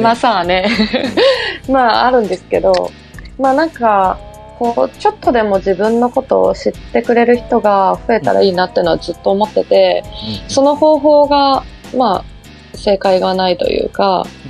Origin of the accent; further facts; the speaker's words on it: Nagano, Japan; 私の地元長野